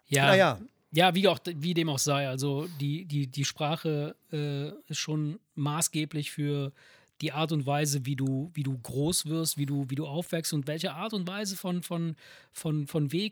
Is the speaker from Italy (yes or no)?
yes; Italy; moved away; bei uns in Italien